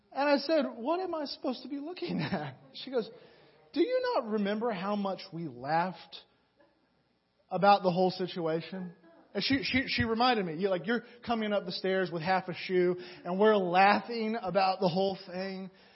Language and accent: English; Atlanta, Georgia, United States; moved away; I'm from Atlanta originally